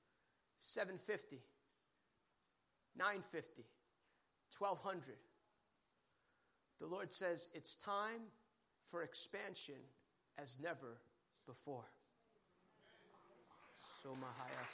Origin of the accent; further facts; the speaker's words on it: Bergen County, New Jersey, United States; now in North Carolina, United States; I grew up in Bergen County, went to Bergen Catholic High School, but now I live where God lives. I live in North Carolina